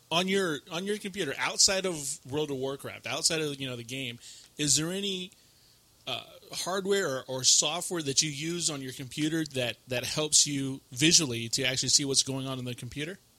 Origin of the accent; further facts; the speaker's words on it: Vancouver, British Columbia, Canada; Uh, Vancouver, BC.